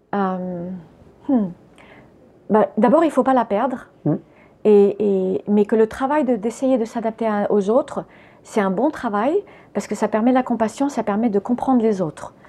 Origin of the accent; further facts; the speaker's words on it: France; French is a second language; also born or lived in United States / Spain; j'étais américaine quand je suis arrivée en France. Donc déjà, je ne parlais pas français. Et j'ai commencé à aller à l'école. Je ne sais plus à quel âge on va à l'école, mais j'avais 4 ans quand on est arrivé